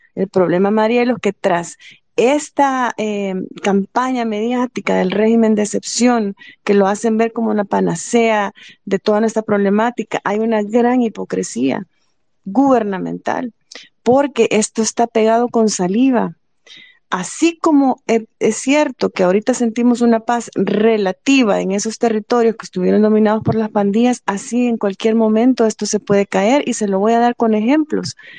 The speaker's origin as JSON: {"language": "Spanish", "country": "El Salvador", "tie": "born or raised there", "said": "yo crecí en Jardines del Pepeto, Apango"}